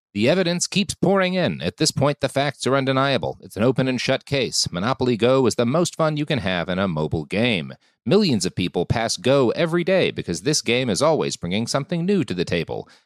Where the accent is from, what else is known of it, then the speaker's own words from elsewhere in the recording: Texas, United States; moved away; also born or lived in California / Washington, D.C.; I, I grew up in Texas, and then I moved to California